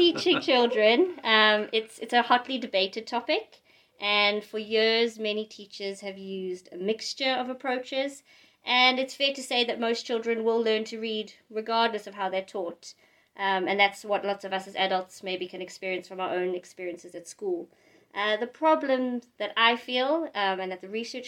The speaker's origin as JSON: {"language": "English", "country": "South Africa", "also_born_or_lived": "London, United Kingdom", "moved": "as an adult", "lives_now": "Asker, Norway", "said": "I'm originally from South Africa, and I moved to England when I was 18"}